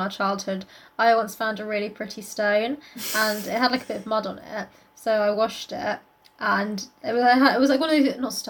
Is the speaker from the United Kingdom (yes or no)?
yes; Surrey, South East England, United Kingdom; Don't you know we grew up in Surrey?